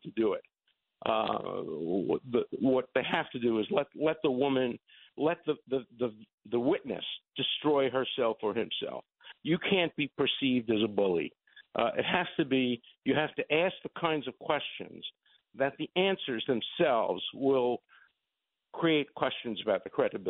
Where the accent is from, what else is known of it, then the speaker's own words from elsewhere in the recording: New York City, New York, United States; I'm from Borough Park